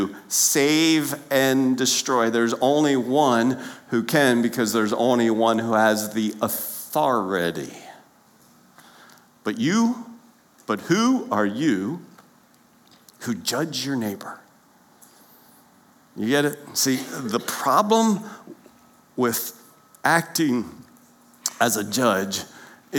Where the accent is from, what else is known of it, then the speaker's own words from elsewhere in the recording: Lancaster County, Pennsylvania, United States; growing up in Lancaster County, Pennsylvania